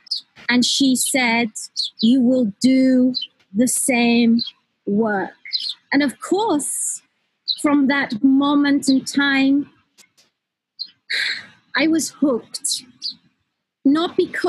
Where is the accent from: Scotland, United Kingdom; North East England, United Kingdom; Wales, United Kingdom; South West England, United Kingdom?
North East England, United Kingdom; Newcastle; I grew up in Newcastle.